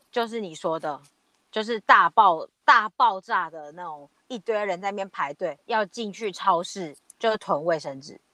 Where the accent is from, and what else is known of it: Taiwan; now in Australia